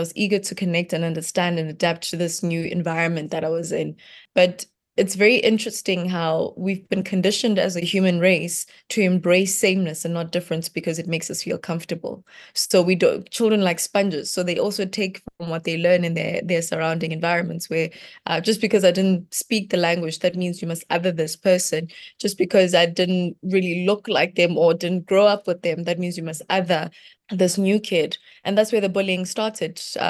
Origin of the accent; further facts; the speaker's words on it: Limpopo, South Africa; Growing up in Limpopo was very interesting because it's a place where my village, we didn't really have much. You know, you've got gravel road